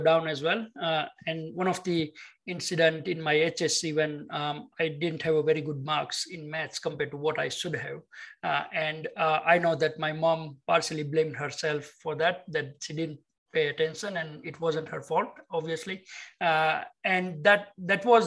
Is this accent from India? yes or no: yes; India; moved away as an adult; now in Sydney, Australia; I grew up in India as typical immigrant. I came as my further studies. I studied here in University of Technology, Sydney